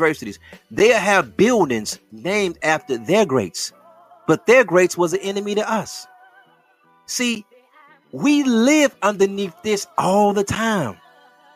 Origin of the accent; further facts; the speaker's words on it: Detroit, Michigan, United States; My neighborhood, I'm from Plymouth, right? So check this out. My neighborhood is, you can find, my hood is Plymouth and Greenville area, right? This is the west side of Detroit, the best side